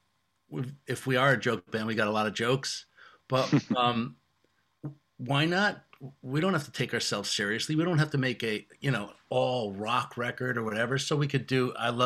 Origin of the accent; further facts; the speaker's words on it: Connecticut, United States; We're from Connecticut. We're middle class kids